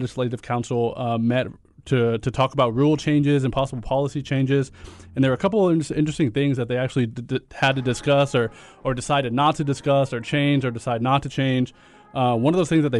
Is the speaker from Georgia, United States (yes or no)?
no; Texas, United States; we're from Texas